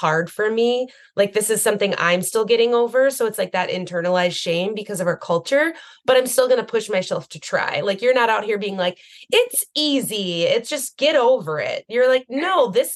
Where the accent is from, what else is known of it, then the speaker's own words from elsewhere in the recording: United States; growing up in the United States